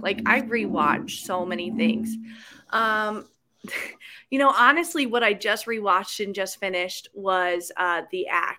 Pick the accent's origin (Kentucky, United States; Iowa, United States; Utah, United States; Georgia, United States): Iowa, United States; I'm from Iowa.